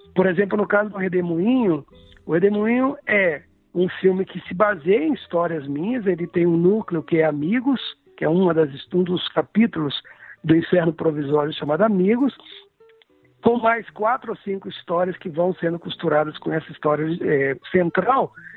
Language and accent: Portuguese; Cataguases, Minas Gerais, Brazil; a Cataguases, que é a minha cidade natal